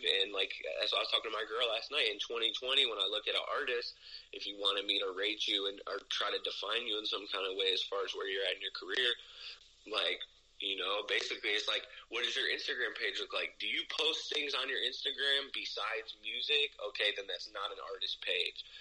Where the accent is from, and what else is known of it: Ohio, United States